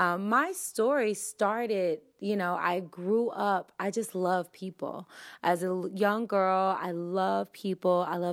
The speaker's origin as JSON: {"language": "English", "region": "Tennessee", "country": "United States", "said": "I'm from Tennessee."}